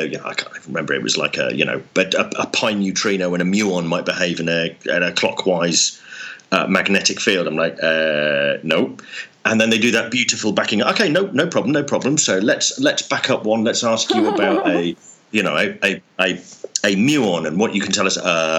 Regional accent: just outside Oxford, South East England, United Kingdom; I grew up just outside Oxford in the UK.

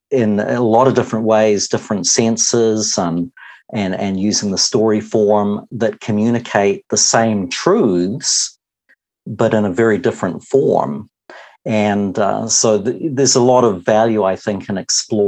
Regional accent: New Zealand; also born or lived in Wisconsin, United States; I'm a Kiwi, though have spent a number of years in the States, married

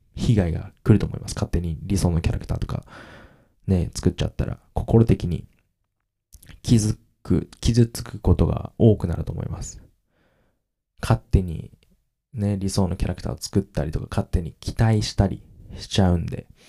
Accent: Kagoshima, Japan; accent: Kagoshima dialect; 自分の親と話したら鹿児島弁が出るんですけど、無意識的に

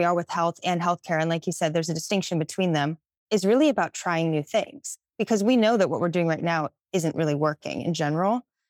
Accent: Pittsburgh, Pennsylvania, United States; now in Bay Area, United States; I'm from Pittsburgh, which is often also an overlooked city in some way.

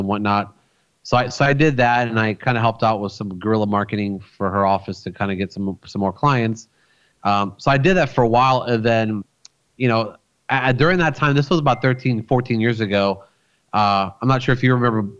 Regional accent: Florida, United States; also born or lived in Rochester, New York; I was born in New York. I was born in a city called Rochester, which is like way up north by Buffalo, kind of like up there where the Niagara Falls are. So I lived there for about 7.5 years before I moved to Florida

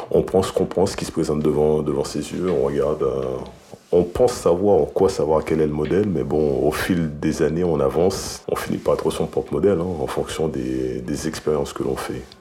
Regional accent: Haiti; now in France; D'Haïti. Je suis encore haïtien.

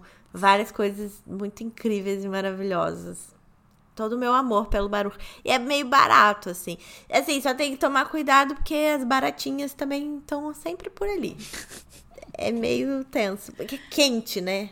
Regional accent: Rio de Janeiro, Brazil; eu sou do Rio de Janeiro, nascida e criada

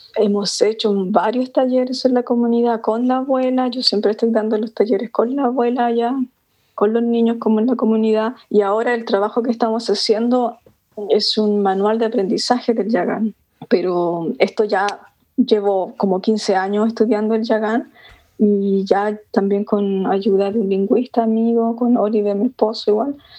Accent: Chile; soy chilena también

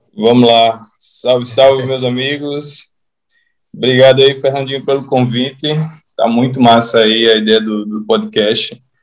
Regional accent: Natal, Rio Grande do Norte, Brazil; Eu sou natural de Natal.

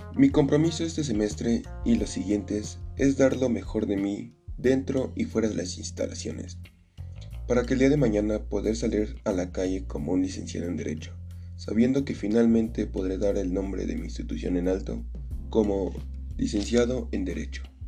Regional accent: Acambay?, State of Mexico, Mexico; Nací en Acracomulco, Estado de México

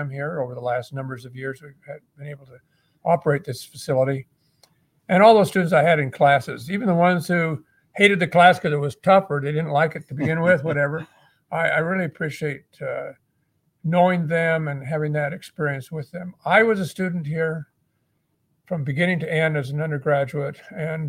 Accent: Utah, United States; moved away as an adult; also born or lived in New Zealand; now in Hawaii, United States; I was raised in Utah as a young child

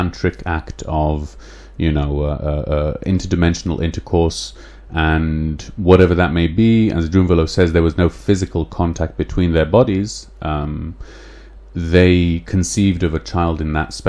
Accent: England, United Kingdom; accent: English; my English accent

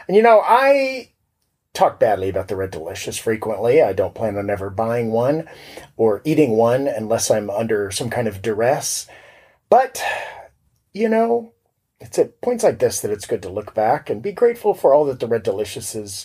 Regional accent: Florida, United States; I'm from Florida

